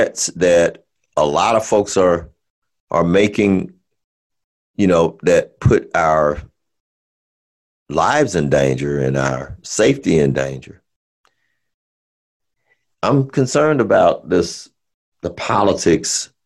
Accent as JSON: {"language": "English", "region": "Alabama", "country": "United States", "said": "I'm from Alabama, so I can say y'all"}